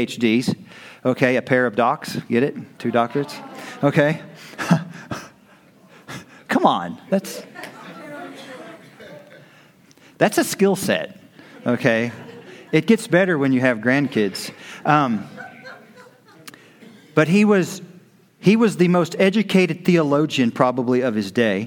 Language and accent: English; United States; We're American Christians